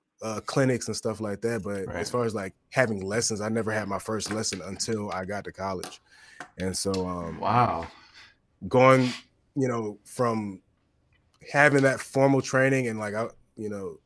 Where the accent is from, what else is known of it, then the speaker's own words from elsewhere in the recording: East Point, Georgia, United States; also born or lived in Boston; I'm from East Point. I'm from here. I'm from down south.